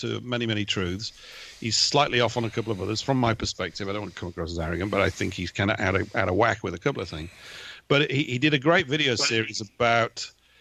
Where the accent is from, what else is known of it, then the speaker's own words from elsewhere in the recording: England, United Kingdom; I'm an Englishman